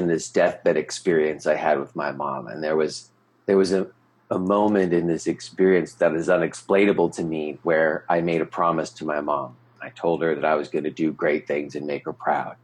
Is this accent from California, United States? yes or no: yes; Los Angeles, California, United States; moved away as an adult; also born or lived in New York City, United States; now in Pennsylvania, United States; I grew up in Los Angeles, and I moved from Los Angeles to New York to go to college